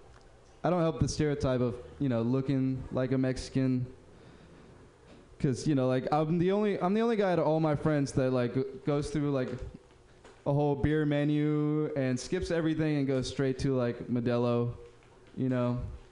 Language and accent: English; Uruguay; Oh, man, I'm from Uruguay. What? I'm from Uruguay.